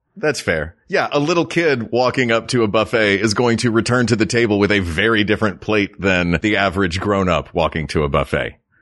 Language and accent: English; the South, United States; Where I grew up in the South